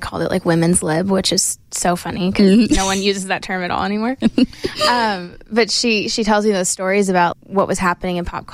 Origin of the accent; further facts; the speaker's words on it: Maine, United States; moved away as an adult; now in Nashville, United States; little girl growing up in Maine